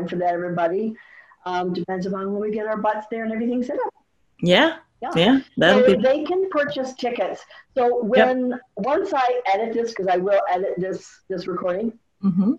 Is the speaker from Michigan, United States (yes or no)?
yes; Michigan, United States; I'm from Michigan